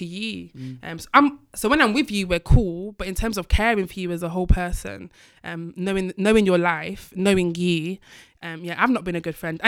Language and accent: English; Manchester, North West England, United Kingdom; moved away; I'm from Manchester